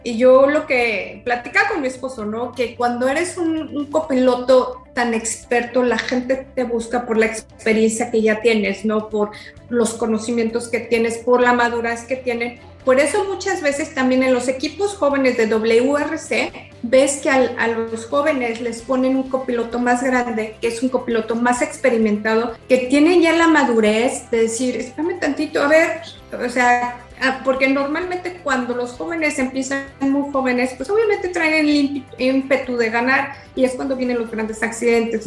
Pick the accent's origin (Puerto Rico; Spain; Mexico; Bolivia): Mexico; moved away as an adult; now in London, United Kingdom; regresar a mi país y poder correr en mi país